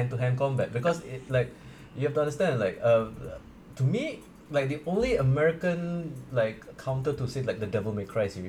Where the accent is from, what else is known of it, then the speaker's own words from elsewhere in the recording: India; I'm Indian.